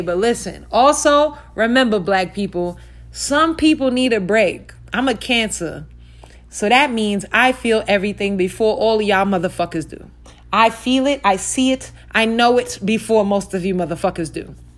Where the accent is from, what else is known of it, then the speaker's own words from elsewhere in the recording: New York City, New York, United States; now in Las Vegas, United States; I'm from Brooklyn.